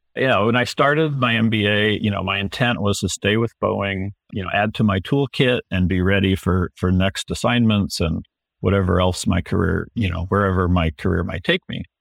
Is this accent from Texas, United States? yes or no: yes; Houston, Texas, United States; now in Seattle, United States; when I was growing up in Houston